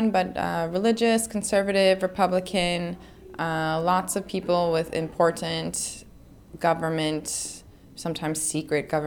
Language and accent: English; Spain; born there; I was born in Spain. I lived there a significant amount of years, and I wanted to make sure I could still communicate with family I have there.